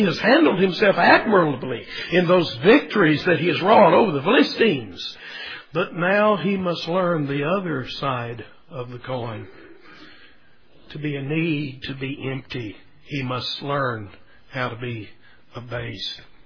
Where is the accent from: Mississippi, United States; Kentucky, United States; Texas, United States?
Texas, United States; growing up in Texas